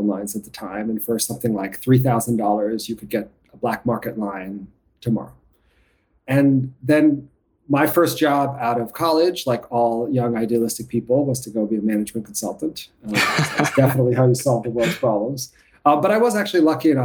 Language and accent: English; New York City, New York, United States; I grew up in New York City